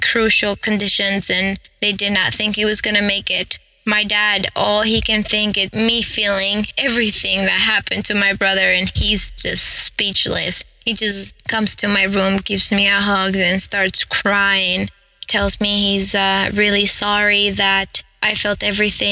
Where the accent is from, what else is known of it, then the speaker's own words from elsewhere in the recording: Santiago, Santiago Metropolitan Region, Chile; I grew up in Santiago de Chile, in a really bad neighborhood where cops would not even enter